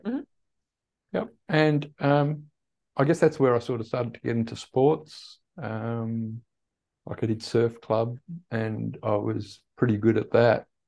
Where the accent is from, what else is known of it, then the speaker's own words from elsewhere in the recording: Perth, Western Australia, Australia; also born or lived in Netherlands / Tasmania, Australia; I was born in Holland Mm-hmm. And we migrated to Australia in 1968 when I was eight years old